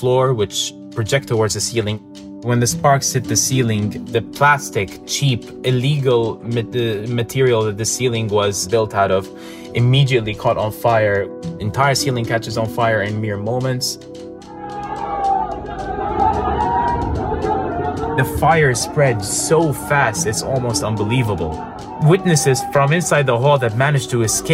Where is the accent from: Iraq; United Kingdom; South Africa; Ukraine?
Iraq; Ankawa, Erbil Governorate; I'm originally from Ankawa